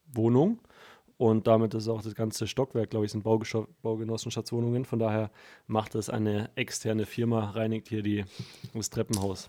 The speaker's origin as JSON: {"language": "German", "region": "Bavaria", "country": "Germany", "said": "ich komme aus Bayern in der Nähe des Waldes"}